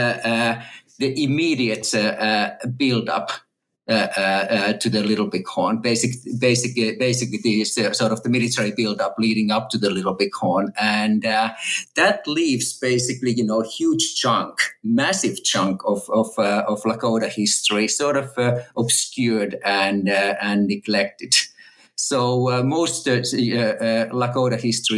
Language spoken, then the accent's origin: English; Finland; moved away as an adult; also born or lived in Texas, United States / California, United States; now in Oxford, United Kingdom; I'm a native Finn. And I grew up in Finland and went to school in Finland